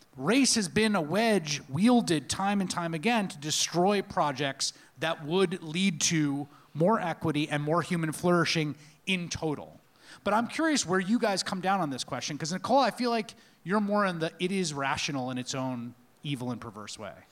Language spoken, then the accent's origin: English; New York City, New York, United States; a New Yorker of the nineteen eighties